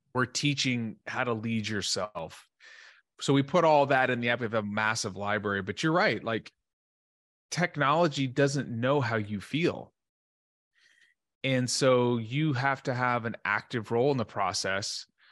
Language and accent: English; Dallas, Texas, United States; I grew up in Dallas, Texas, uh, great family